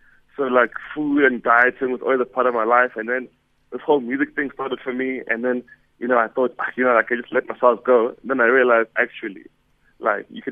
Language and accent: English; Eswatini; moved away; I'm from Swaziland originally